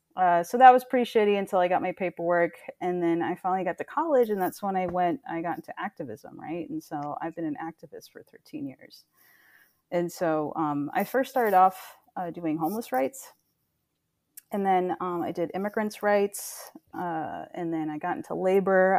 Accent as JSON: {"language": "English", "region": "South Florida", "country": "United States", "tie": "born or raised there", "also_born_or_lived": "Chile", "said": "I grew up in South Florida"}